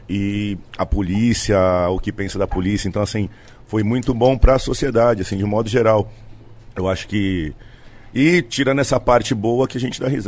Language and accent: Portuguese; Santos, São Paulo, Brazil; Tava na praia, em Santos. Eu sou santista, né? E final de semana eu costumo descer, fico na casa da minha mãe lá